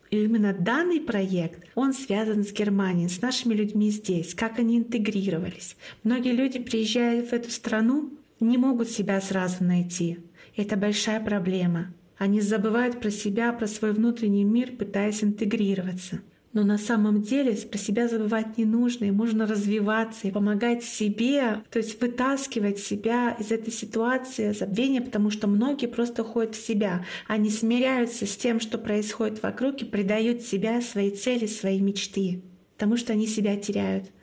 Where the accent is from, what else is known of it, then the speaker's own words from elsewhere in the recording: Russia; first language Komi; Russian is a second language; moved away as an adult; now in Plauen, Germany; русский язык — это не мой родной язык, мой родной язык — коми. И я до четырех лет по-русски практически не разговаривала